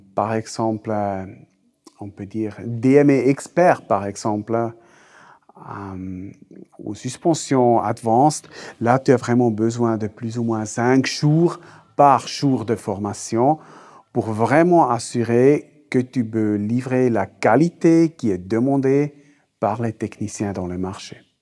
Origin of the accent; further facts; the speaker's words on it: German-speaking Switzerland, Switzerland; accent: Swiss German; first language Swiss German; French is a second language; ma langue maternelle, c'est euh, suisse-allemand